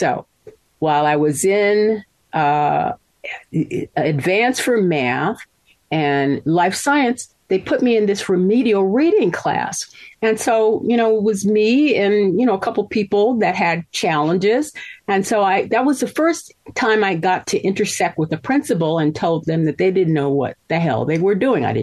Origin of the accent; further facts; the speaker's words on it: Mississippi, United States; born there; I was born in Mississippi, and by the grace of God, um, my folks, even though they split up, they thought that my getting a good education was their primary responsibility.